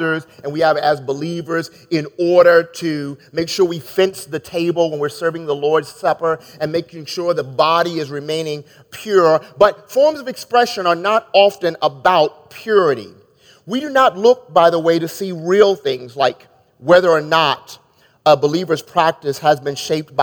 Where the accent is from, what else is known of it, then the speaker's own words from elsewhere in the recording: Maryland, United States; moved away as an adult; now in Chicago, United States; growing up in Maryland